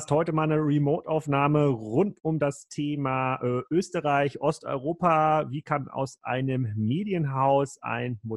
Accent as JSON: {"language": "German", "region": "Northern Germany", "country": "Germany", "said": "als Norddeutscher äh, jetzt mit Hamburger und Berliner Businessbezug hat man jetzt in das Vorarlberger Land jetzt gar nicht so viele Netzwerke normalerweise."}